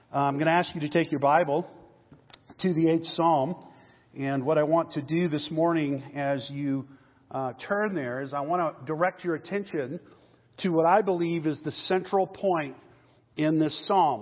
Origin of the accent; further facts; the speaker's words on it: McAllen, Texas, United States; now in Denver, United States; I grew up in Texas. I grew up in South Texas, way down south by the border, a little town called McAllen